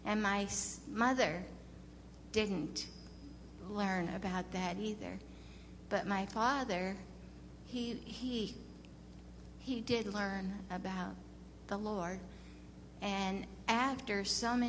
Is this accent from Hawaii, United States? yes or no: no; Pennsylvania, United States; moved away; also born or lived in the South (US); I was born in Pennsylvania.